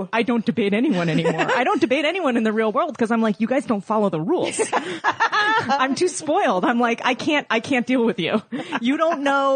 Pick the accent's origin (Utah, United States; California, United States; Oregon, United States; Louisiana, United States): California, United States; Oakland; I'm from the East Bay. I went to a very, expensive private school in Oakland